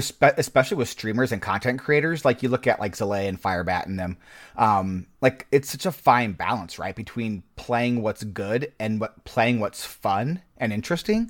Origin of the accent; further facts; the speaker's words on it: Nebraska, United States; I grew up in Nebraska